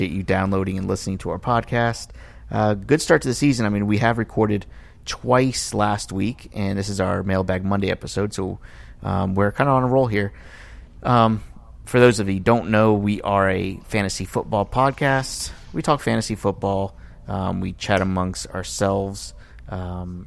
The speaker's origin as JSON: {"language": "English", "town": "Miami", "region": "Florida", "country": "United States", "tie": "born or raised there", "said": "I grew up in Miami"}